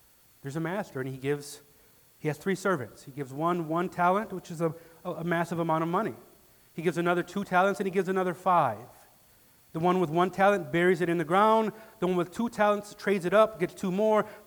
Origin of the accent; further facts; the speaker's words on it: Detroit, Michigan, United States; now in West Michigan, United States; growing up in Detroit, 3 hours away from here